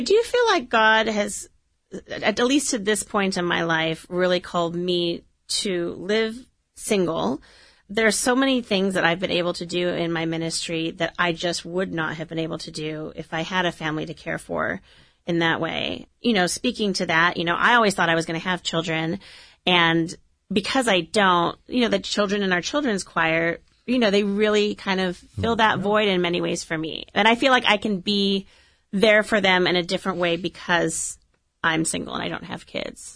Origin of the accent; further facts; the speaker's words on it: Orange, California, United States; I grew up in Orange, went to Holy Family, went to Orange High School